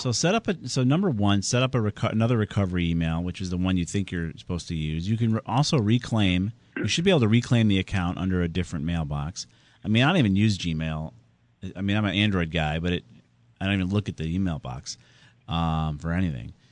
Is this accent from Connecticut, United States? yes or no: yes; Southington, Connecticut, United States; my hometown of Southington